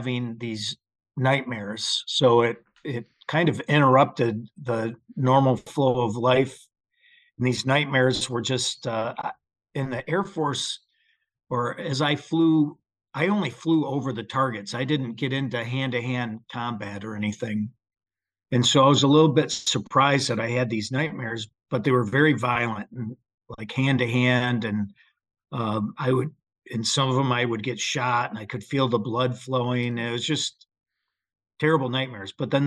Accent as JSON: {"language": "English", "region": "Michigan", "country": "United States", "tie": "born or raised there", "moved": "as an adult", "said": "just a Joe average Midwestern guy growing up in Michigan"}